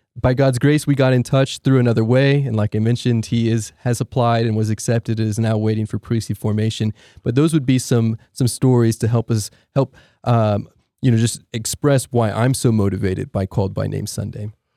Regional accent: Allen, Texas, United States; now in Austin, United States; I grew up in Allen, Texas

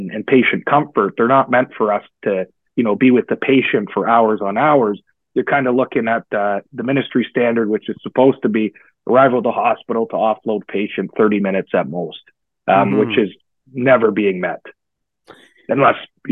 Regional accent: Guelph, Ontario, Canada; I grew up in Guelph. I was raised a Guelphite, and my family is all still there

